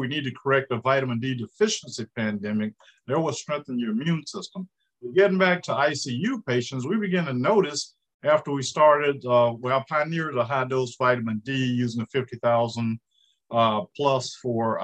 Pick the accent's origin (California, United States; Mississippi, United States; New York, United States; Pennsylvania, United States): Mississippi, United States; Indianola; moved away as an adult; also born or lived in Jackson, Mississippi / Atlanta, Georgia / Rochester, Minnesota; I'm originally from Indianola, Mississippi